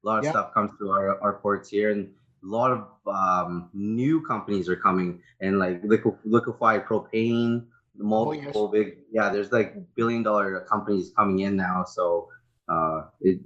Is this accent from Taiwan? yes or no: no; Prince Rupert, British Columbia, Canada; I was born and raised in Prince Rupert. Born and raised